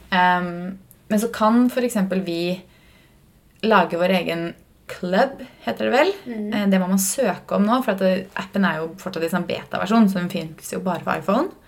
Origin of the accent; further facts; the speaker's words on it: Fredrikstad, Østfold, Norway; moved away; Vi har ikke vært hjemme i Fredrikstad siden nyttårsaften.